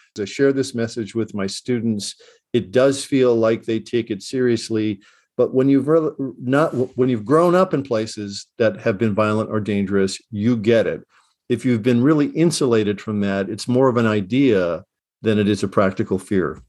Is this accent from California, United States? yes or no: no; Chicago, Illinois, United States; I grew up in Chicago in the late sixties